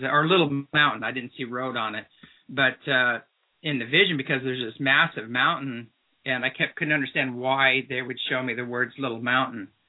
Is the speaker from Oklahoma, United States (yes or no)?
no; Apple Valley, California, United States; moved away as an adult; also born or lived in Santa Cruz, California; now in Trout Lake, Washington, United States; As a kid, I was raised in Apple Valley, California, and the high desert.